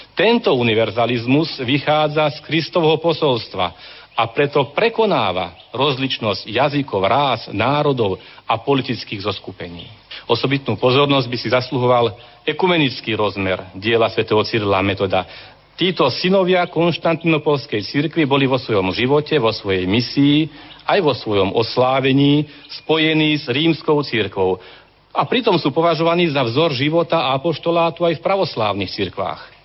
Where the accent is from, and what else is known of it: Slovakia